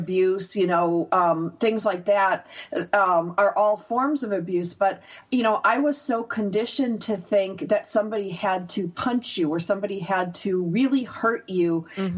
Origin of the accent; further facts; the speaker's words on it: United States; I'm American